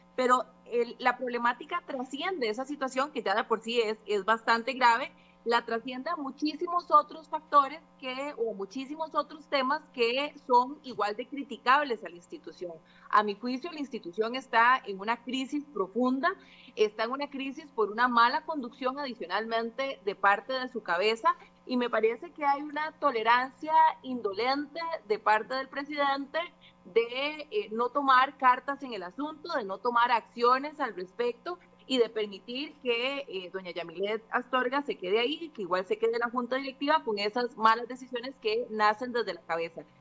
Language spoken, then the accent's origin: Spanish; Costa Rica; como costarricense